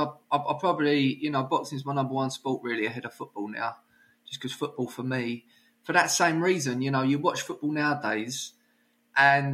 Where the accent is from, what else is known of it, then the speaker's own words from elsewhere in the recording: Brentwood, East of England, United Kingdom; where I grew up in Brentwood